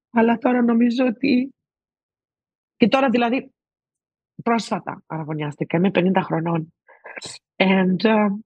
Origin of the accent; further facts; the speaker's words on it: Greece; Και εννοείται ότι επειδή είμαστε Έλληνες είχαμε ένα special ε, δεσμό.